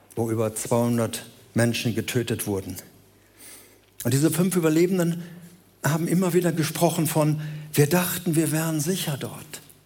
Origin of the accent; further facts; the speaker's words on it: Germany; wir sind Deutsche